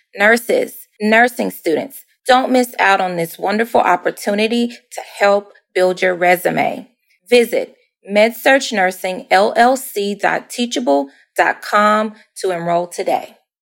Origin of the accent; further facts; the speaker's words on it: Louisville, Kentucky, United States; moved away as an adult; now in Charleston, United States; I'm from Louisville, Kentucky originally, and I just moved uh, to Charleston, South Carolina three weeks ago